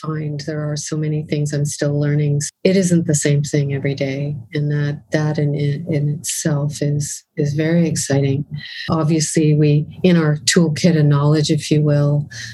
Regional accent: Winnipeg, Manitoba, Canada

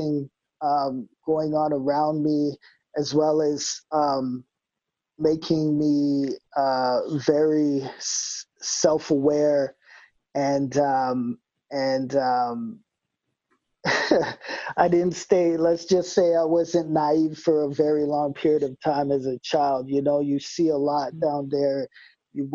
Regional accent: Winnipeg, Manitoba, Canada; born or raised there

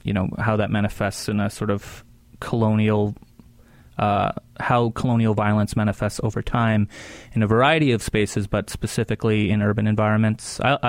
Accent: Swan River First Nation, northern Alberta, Canada; also born or lived in Vancouver, Canada; now in Winnipeg, Canada; I'm Cree, and I'm from Swan River First Nation, which is in Treaty 8 territory in northern Alberta.

